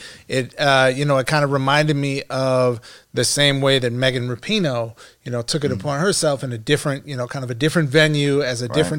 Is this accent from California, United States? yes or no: no; Minnesota, United States; I'm from Minnesota.